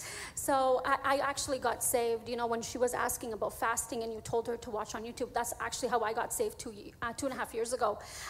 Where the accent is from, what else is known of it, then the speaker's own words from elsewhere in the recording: Iraq; now in British Columbia, Canada; I'm originally from Iraq, and there is a big community of us in BC.